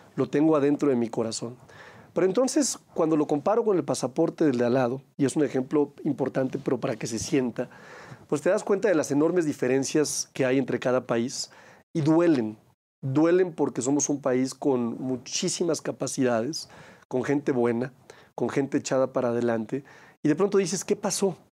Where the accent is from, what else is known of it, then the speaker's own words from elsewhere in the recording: Aguascalientes, Mexico; en mi país y por supuesto en mi estado